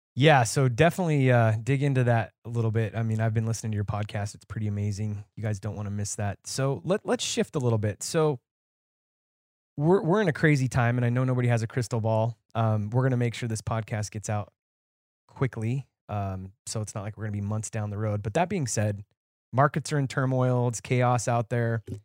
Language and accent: English; Nevada, United States; moved away; I was originally from Nevada